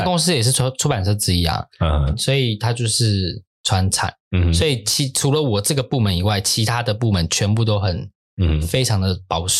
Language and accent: Chinese; Taiwan; 我们台湾人就是很崇洋媚外嘛，对不对？嗯、就什么都要美国美国这样子。然后美国很多的这样的风气已经影响到我们了。就我发现台湾很多东西。开始盛行都会是美国先，之后台湾会跟上。